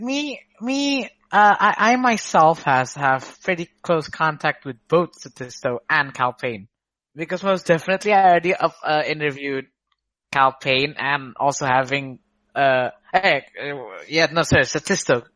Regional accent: Surabaya, East Java, Indonesia; I am from the Jatim area of uh, Indonesia, which is not not in Jakarta

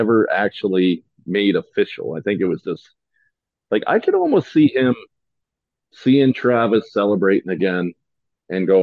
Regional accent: Canada; As a Canadian

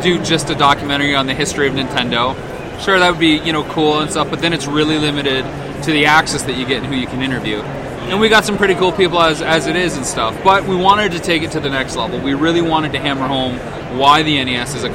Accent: London, Ontario, Canada; now in Las Vegas, United States; I'm from Canada originally, where Jay's from, in a town called London, Ontario, 2 hours southwest of Toronto

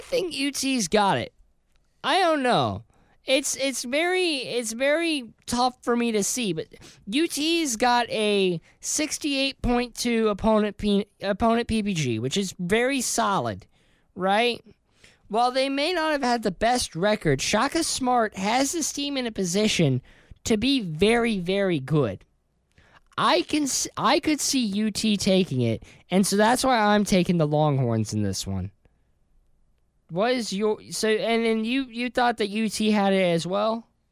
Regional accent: Houston, Texas, United States; my hometown of Houston, Texas

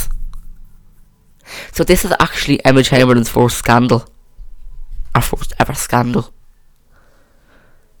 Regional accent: Ireland; I'm not English, so I don't really have a say. I'm Irish

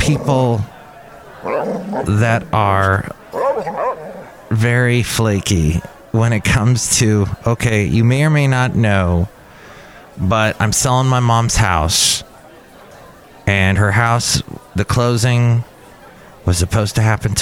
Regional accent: Los Angeles, California, United States; I grew up in California

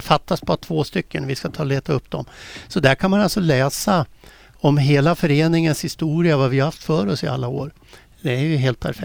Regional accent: Västerås, Västmanland, Sweden; moved away; Jag är ju från Västerås från början. Det hörs väl på dialekten

